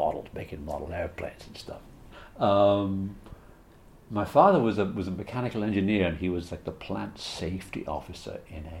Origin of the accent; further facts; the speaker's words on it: Liverpool, North West England, United Kingdom; moved away; also born or lived in Bristol; I was born outside Liverpool in England